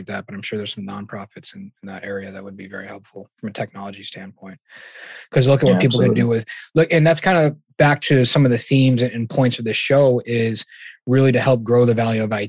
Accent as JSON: {"language": "English", "region": "Massachusetts", "country": "United States", "said": "I'm from Massachusetts, where it's pretty much half divided"}